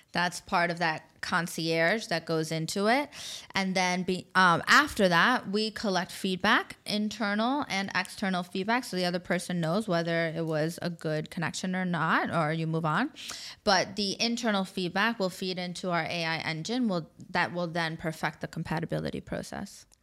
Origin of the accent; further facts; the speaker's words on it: New York, United States; moved away as an adult; also born or lived in Abu Dhabi, UAE; now in Dubai, United Arab Emirates; I grew up in New York